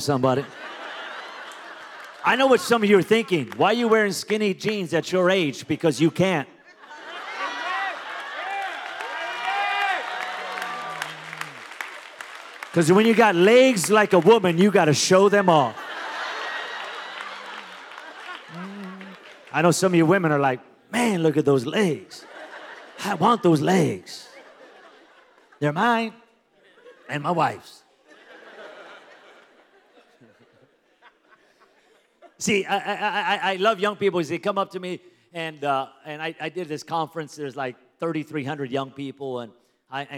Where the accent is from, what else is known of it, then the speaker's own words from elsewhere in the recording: Pico Rivera, California, United States; now in Las Vegas, United States; I grew up in Pico Rivera, California.